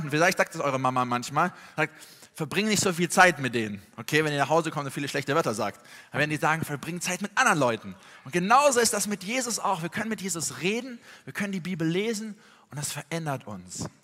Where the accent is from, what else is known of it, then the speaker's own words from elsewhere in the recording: Tübingen, Baden-Württemberg, Germany; sondern ich komme eigentlich aus Süddeutschland, aus Tübingen bei Stuttgart.